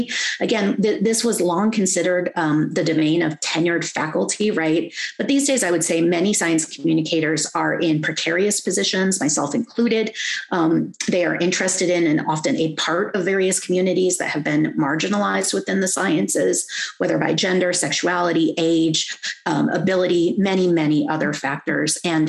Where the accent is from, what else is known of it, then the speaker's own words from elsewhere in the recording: Hawaii, United States; I'm Kanaka Aoi, and I do science because I am Hawaiian.